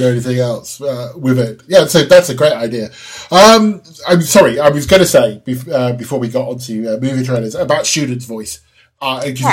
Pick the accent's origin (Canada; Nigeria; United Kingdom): United Kingdom; England; accent: English; I sound like an Englishman speaking Czech